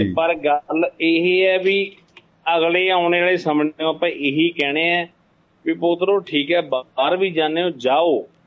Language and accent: Punjabi; Malwa, Punjab, India; ਸਾਡੇ ਮਾਲਵੇ ਦੇ ਵਿੱਚ